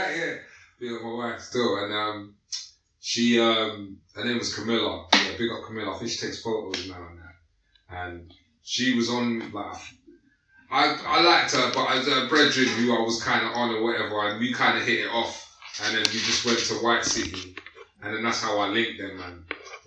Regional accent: London, United Kingdom; I was from Kilburn

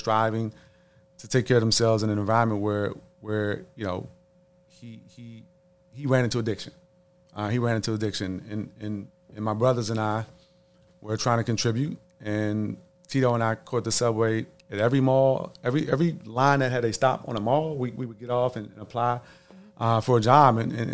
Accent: Washington, District of Columbia, United States; a lot of kids growing up in the District of Columbia in the late 80s, early 90s, during the crack epidemic

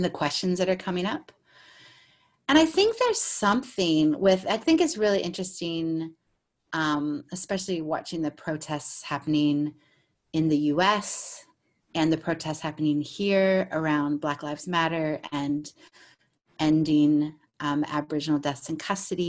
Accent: United States; now in Australia; as a American and Australian

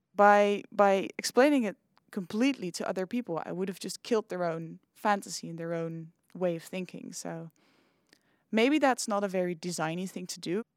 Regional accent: Nijmegen, Gelderland, Netherlands; I'm from Nijmegen

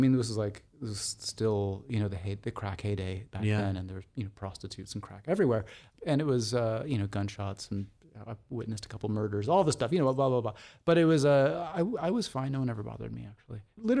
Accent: Seattle, Washington, United States; moved away as an adult; also born or lived in New York; now in Los Angeles, United States; I grew up in Seattle, Washington.

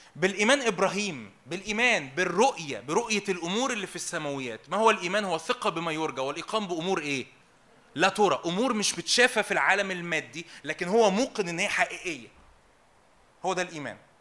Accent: Egypt; انا مصري وابويا مصري

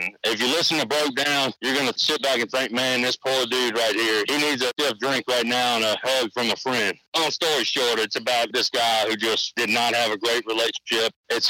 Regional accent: Louisiana, United States; in my home state of Louisiana.

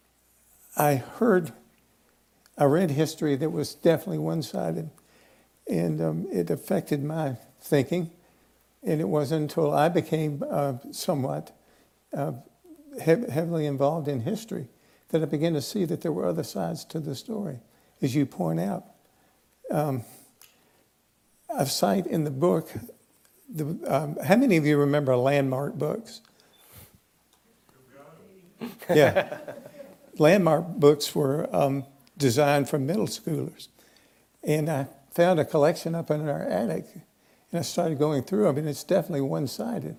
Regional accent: Tennessee, United States; moved away; I grew up in Tennessee

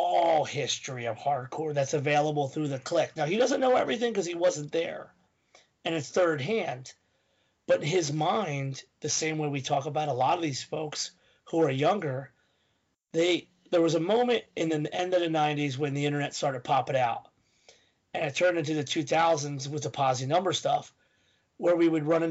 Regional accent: Philadelphia, Pennsylvania, United States

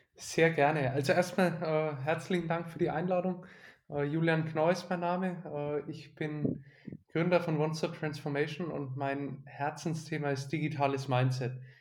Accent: Nuremberg, Bavaria, Germany; also born or lived in Bamberg; Ich bin in Nürnberg aufgewachsen

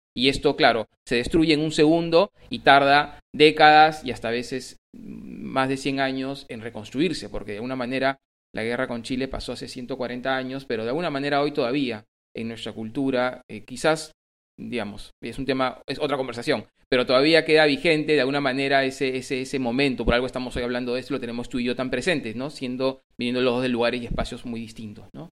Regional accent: Peru

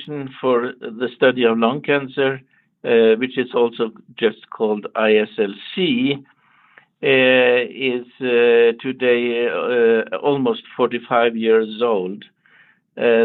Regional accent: Copenhagen, Capital Region of Denmark, Denmark; moved away as an adult; now in United States; I grew up in Copenhagen, Denmark

